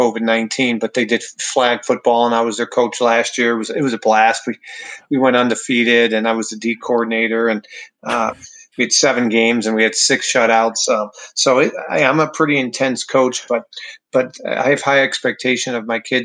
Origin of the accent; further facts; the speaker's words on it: Wheaton, Illinois, United States; I come from Wheaton, Illinois